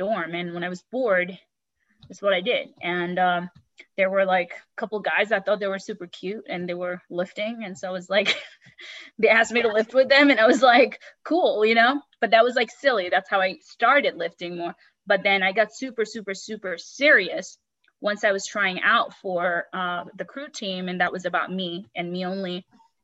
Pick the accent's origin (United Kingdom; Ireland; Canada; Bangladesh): Bangladesh; also born or lived in New York, United States; now in California, United States; growing up in Bangladesh